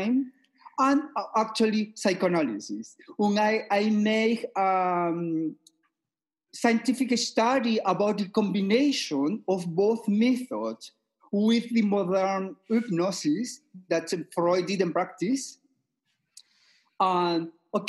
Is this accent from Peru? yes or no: yes; Peru; moved away as an adult; now in Vienna, Austria; I am originally from Peru. Okay, I am living in Austria 30 years.